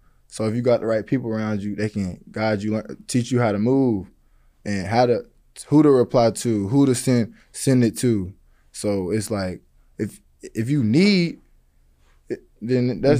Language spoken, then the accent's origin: English; Decatur, Alabama, United States; I'm from Alabama, Decatur.